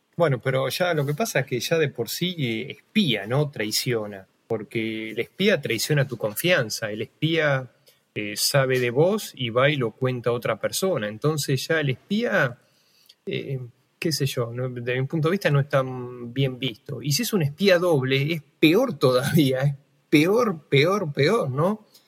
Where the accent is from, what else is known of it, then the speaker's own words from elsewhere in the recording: Argentina; somos argentinos